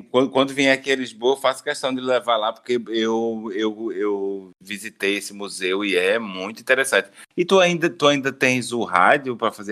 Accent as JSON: {"language": "Portuguese", "town": "Recife", "region": "Pernambuco", "country": "Brazil", "said": "eu, eu, eu, sou de Recife, meu filho."}